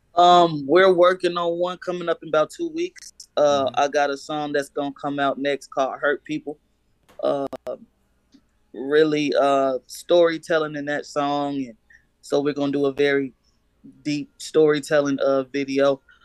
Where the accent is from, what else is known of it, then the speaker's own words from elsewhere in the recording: Chicago, Illinois, United States; now in Manhattan, Kansas, United States; I was born in Chicago. I actually live in Kansas at the moment.